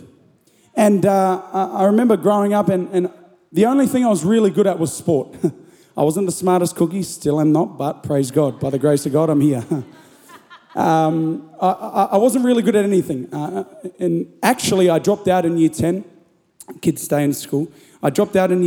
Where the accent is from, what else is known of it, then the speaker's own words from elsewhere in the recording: Gold Coast, Queensland, Australia; also born or lived in Byron Bay, New South Wales; now in Melbourne, Australia; I was born in Byron Bay, brought up in the Gold Coast